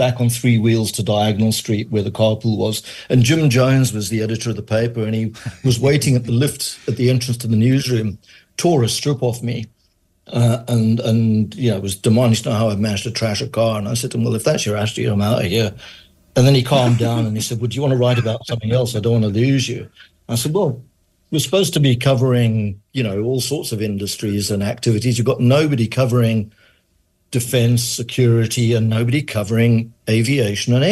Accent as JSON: {"language": "English", "town": "Johannesburg", "region": "Gauteng", "country": "South Africa", "tie": "born or raised there", "also_born_or_lived": "Manchester, United Kingdom", "said": "I was born in Manchester, grew up in Johannesburg, came to South Africa when I was a child. I was 7 years old."}